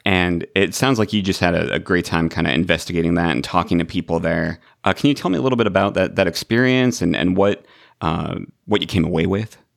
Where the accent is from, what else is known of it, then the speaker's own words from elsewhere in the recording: Illinois, United States; now in Los Angeles, United States; I'm in Los Angeles, but I grew up in Illinois